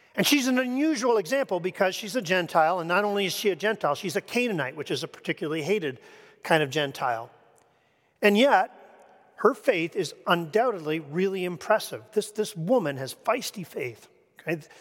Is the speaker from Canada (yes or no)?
yes; Canada; moved away; I come from Canada.